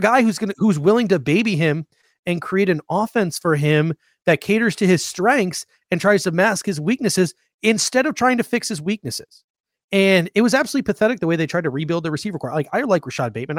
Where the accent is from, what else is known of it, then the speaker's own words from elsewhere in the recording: Grand Island, New York, United States; now in Phoenix, United States; I grew up in Grand Island